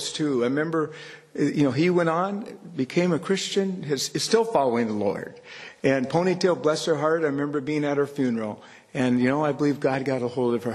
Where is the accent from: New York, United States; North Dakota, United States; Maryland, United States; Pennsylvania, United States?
North Dakota, United States; Churchs Ferry; I grew up in Church's Ferry, and we'd come to Candu to church